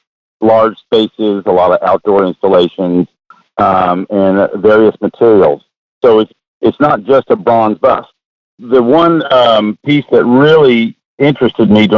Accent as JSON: {"language": "English", "town": "Austin", "region": "Texas", "country": "United States", "tie": "born or raised there", "also_born_or_lived": "Midland, Texas / Kansas City", "lives_now": "Port Aransas, United States", "said": "We ended up moving to Austin a few years later, where I grew up, went to middle school, high school, and everything."}